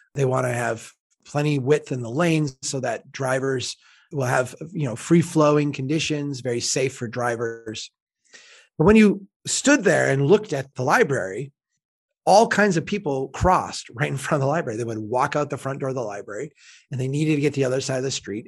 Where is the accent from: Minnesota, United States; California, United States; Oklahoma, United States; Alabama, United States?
Minnesota, United States; as a Minnesotan